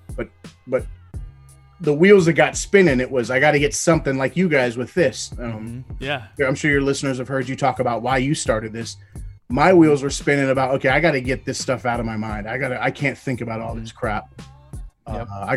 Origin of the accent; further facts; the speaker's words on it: Portland, Oregon, United States; I'm born and raised in Northeast Portland.